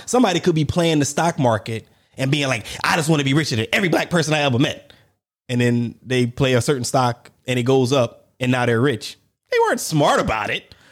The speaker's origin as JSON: {"language": "English", "region": "South Carolina", "country": "United States", "tie": "born or raised there", "said": "I was born in South Carolina, so there you got red bone, we call them red bone Geechees"}